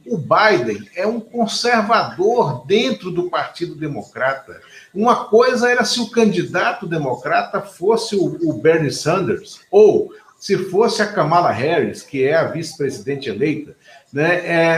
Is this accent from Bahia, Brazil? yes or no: no; Pernambuco, Brazil; Eu digo que eu sou pernambucano, não sou brasileiro.